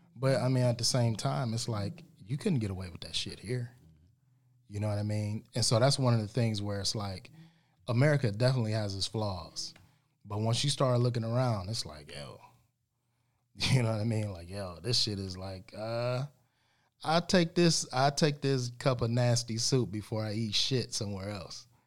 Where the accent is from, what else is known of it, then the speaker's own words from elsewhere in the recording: United States; us American blacks